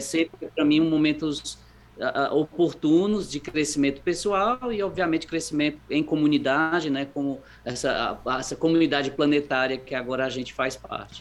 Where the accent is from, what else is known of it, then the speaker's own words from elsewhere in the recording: Fortaleza, Ceará, Brazil; moved away as an adult; Sou daí, sou de Fortaleza, nasci aí. Uh, e, e aí fiquei até mais ou menos a faculdade, quando eu fui embora